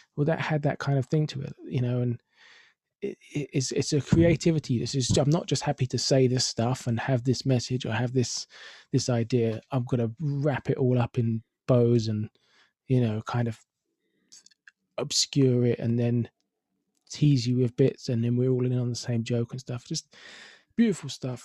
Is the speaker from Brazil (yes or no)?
no; London, United Kingdom; I'm from Finsbury Park